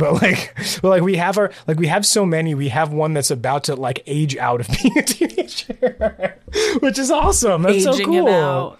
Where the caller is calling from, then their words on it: Columbus, Ohio, United States; I'm from Columbus, Ohio. I apologize in advance for any Ohio slander we may have said.